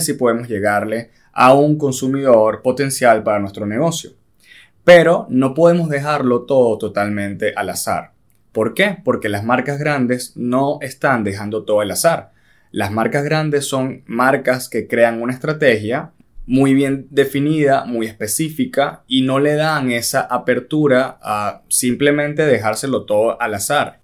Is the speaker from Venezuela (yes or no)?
yes; Venezuela; nosotros somos venezolanos